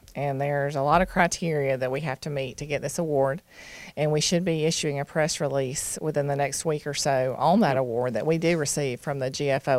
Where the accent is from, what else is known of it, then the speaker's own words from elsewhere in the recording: Douglasville, Georgia, United States; I grew up in Douglasville. I graduated from Lithia Springs High School. My father graduated from Douglas County High School in 1957, so I am a local.